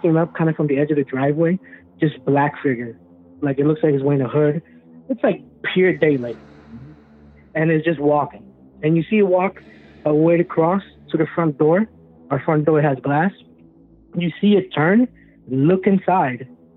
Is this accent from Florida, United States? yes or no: yes; Orlando, Florida, United States; I'm from Orlando, Florida